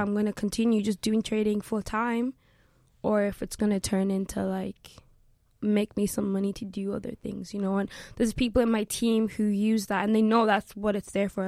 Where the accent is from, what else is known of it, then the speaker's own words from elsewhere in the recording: Limerick, Munster, Ireland; also born or lived in South Africa; now in Dublin, Ireland; I live in Dublin, but my whole family live in Limerick. Uh, that's kind of where I was raised. However, I was born in South Africa